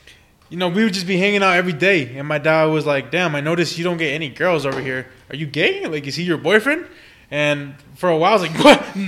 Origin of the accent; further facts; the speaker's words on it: Texas, United States; also born or lived in California; So I grew up in Texas mostly my entire life.